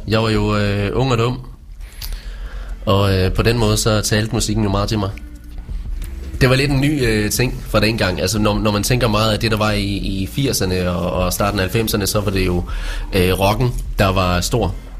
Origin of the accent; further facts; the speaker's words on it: Vesthimmerland, North Denmark Region, Denmark; also born or lived in Års; jeg er jo fra Vesthimmerland, øh, og flyttede så til Års